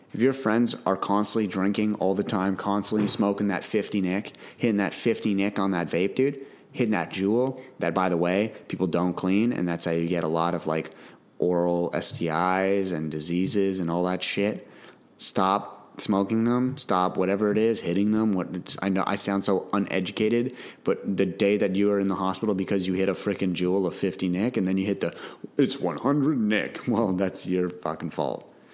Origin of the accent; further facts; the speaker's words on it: Canada; I'm from Canada